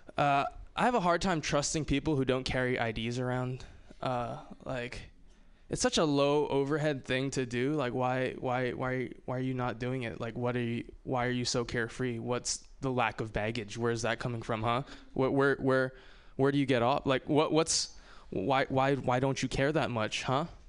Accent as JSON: {"language": "English", "region": "Hawaii", "country": "United States", "moved": "yes", "said": "I'm from Hawaii"}